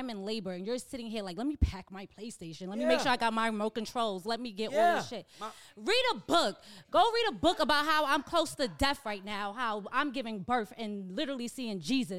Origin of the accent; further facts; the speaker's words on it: New York, United States; as a New Yorker.